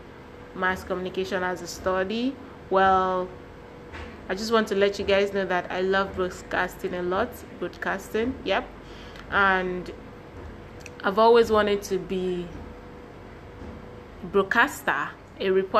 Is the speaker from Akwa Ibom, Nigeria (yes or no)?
yes; Akwa Ibom, Nigeria; English is a second language; I'm from Akwa Ibom State